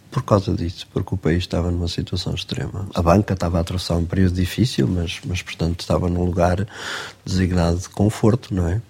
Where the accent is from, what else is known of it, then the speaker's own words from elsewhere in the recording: Queluz, Lisbon, Portugal; a maior parte da minha infância e juventude passei em Queluz, ah, andei no Liceu Nacional de Queluz